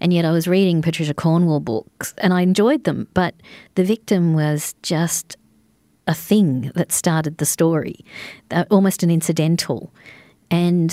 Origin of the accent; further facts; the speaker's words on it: Adelaide, South Australia, Australia; growing up in Adelaide